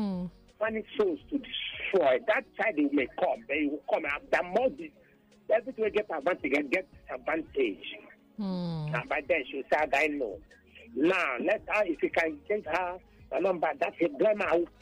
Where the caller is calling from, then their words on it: Satellite Town, Lagos, Nigeria; I'm Satellite Town.